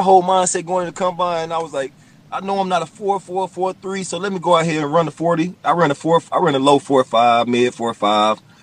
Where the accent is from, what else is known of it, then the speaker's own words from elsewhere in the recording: Clemson, South Carolina, United States; I'm from Clemson